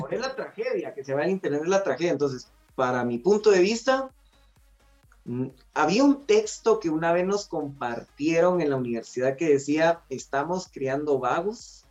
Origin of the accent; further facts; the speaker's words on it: Guatemala; somos guatemaltecos de una región central